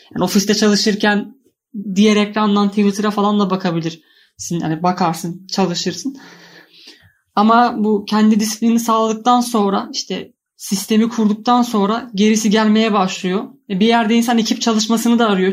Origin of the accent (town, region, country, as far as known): Trabzon, Turkey